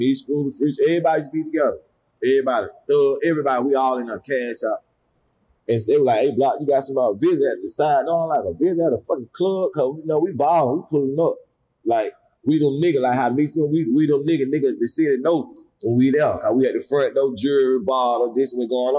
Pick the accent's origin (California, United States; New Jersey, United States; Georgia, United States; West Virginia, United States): Georgia, United States; Atlanta; I was born and raised in Atlanta